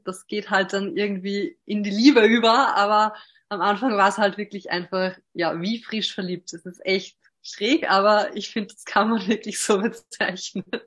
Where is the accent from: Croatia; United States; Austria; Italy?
Austria; Hörsching, Upper Austria; habe zwei Schwestern und bin auch in Hörsching zur Schule gegangen.